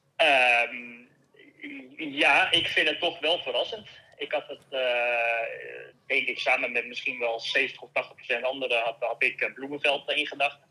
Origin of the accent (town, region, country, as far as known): Netherlands; now in Girona, Spain